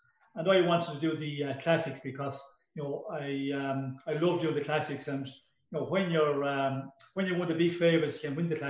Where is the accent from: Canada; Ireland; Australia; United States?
Ireland; moved away as an adult; when I came from Ireland in 74 and went abroad to ride some races